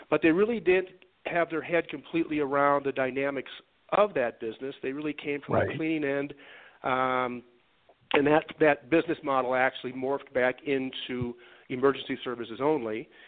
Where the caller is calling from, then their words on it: Denver, Colorado, United States; Uh, beautiful Denver, Colorado.